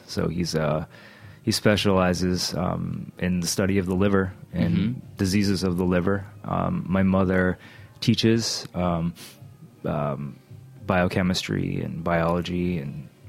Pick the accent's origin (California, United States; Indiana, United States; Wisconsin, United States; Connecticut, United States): Connecticut, United States; Hartford; born or raised there; also born or lived in Bronx, New York